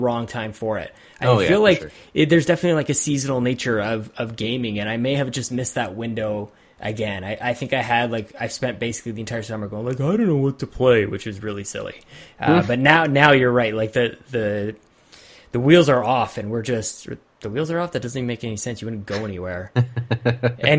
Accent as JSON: {"language": "English", "country": "Canada", "said": "I am Canadian"}